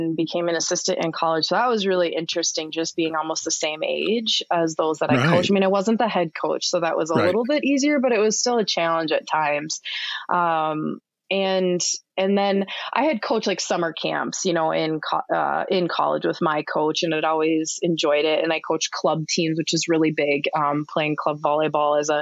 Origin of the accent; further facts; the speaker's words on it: Anoka, Minnesota, United States; I actually am not far from here, where I grew up in Anoka, Minnesota, and attended Anoka High School there